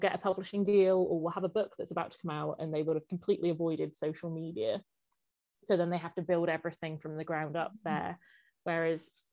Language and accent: English; Blisland, South West England, United Kingdom; also born or lived in St Austell; I was born in St Austell, actually, in St Austell Hospital, but I grew up in Blisland, which is North Cornwall, so just on the edge of Bodmin Moor as well